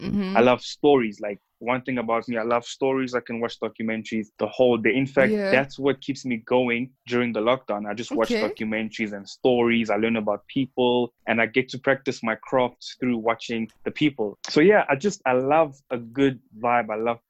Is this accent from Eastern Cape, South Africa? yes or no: no; Johannesburg, Gauteng, South Africa; born and raised in Johannesburg, 1996, November 7th. Born of two kids. I think it's very unusual that I only have one sibling, because most Congolese families, you know, have big families.